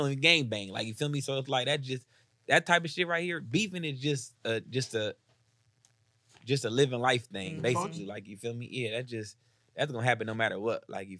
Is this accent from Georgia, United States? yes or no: yes; Atlanta, Georgia, United States; I'm from South Atlanta, Georgia, like, you feel me? So I was born in this shit